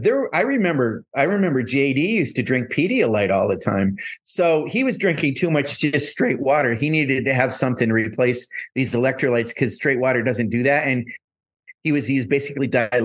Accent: Northern New York, United States; I grew up in Northern New York where I played a lot of pond hockey

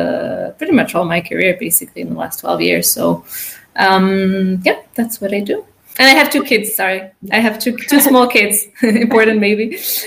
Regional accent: France; also born or lived in United States / Latin America; now in Switzerland; I'm French-American, born in the States. I grew up in Latin America and then France. And then I did my master's in Switzerland.

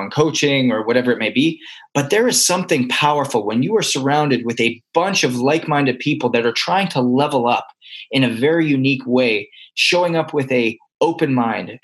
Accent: Canada; now in United States; I'm a Canadian adopted by America.

